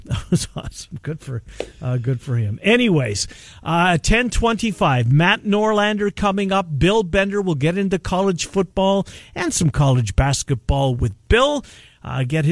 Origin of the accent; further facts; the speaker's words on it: Canada; as a Canadian